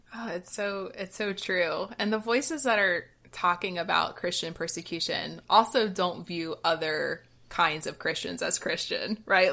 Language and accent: English; Georgia, United States; growing up in Georgia